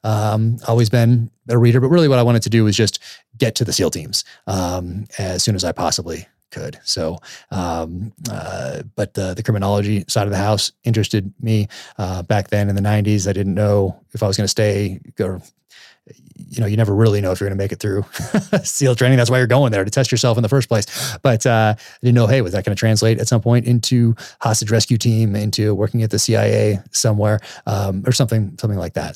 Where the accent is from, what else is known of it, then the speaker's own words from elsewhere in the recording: United States; I'm an American